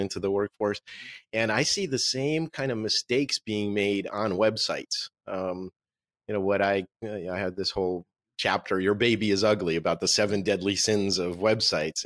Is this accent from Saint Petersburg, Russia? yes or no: no; Moscow, Russia; first language Russian; English is a second language; moved away; This is my book in Russian, which is my native language. I was born in Moscow.